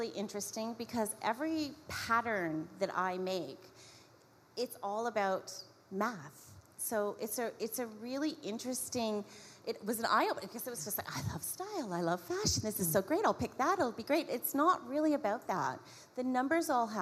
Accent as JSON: {"language": "English", "town": "Niagara Falls", "region": "Ontario", "country": "Canada", "tie": "born or raised there", "said": "I was born in Niagara Falls. I'm fifth generation Canadian, so I have a long history. They settled. I grew up in a suburban town."}